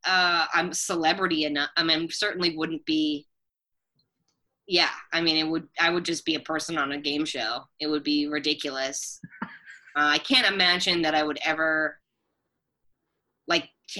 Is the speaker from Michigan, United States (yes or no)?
no; Bainbridge Island, Washington, United States; moved away as an adult; now in New York, United States; I grew up in Seattle. I grew up on an island called Bainbridge Island across from Seattle in the Puget Sound. I'm from the Northwest.